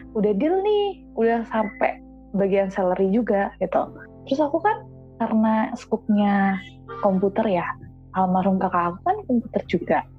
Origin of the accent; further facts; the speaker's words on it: Temanggung, Central Java, Indonesia; moved away as an adult; also born or lived in Jabodetabek / Bogor; aku kan dulu dari TK lahir, TK, SD, SMP, SMA, dan di sini di Temanggung